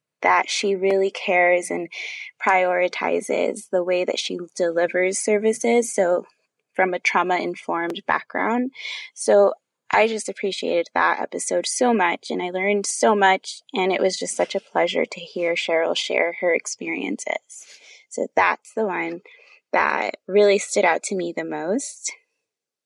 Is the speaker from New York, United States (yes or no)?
no; California, United States; now in Maryland, United States; I'm originally from California